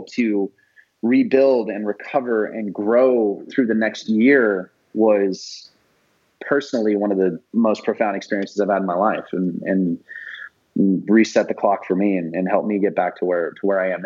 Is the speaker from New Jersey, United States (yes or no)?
no; Idaho, United States; I'm from Idaho